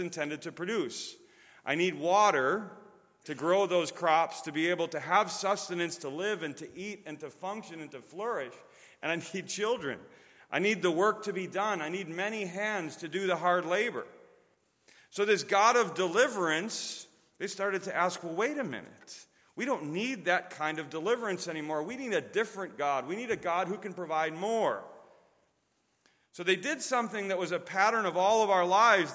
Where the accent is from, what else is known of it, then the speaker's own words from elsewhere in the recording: Chicago, Illinois, United States; moved away as an adult; also born or lived in Wisconsin; now in Chattanooga, United States; I'm from Chicago, and before that came from Wisconsin, so my accent may give that away.